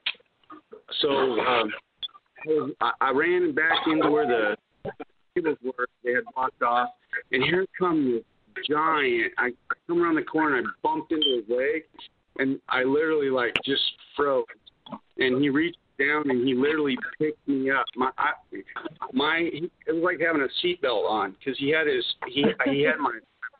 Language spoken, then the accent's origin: English; Seattle, Washington, United States; now in Columbia, United States; I'm originally from the West Coast, and my folks up in Seattle, Washington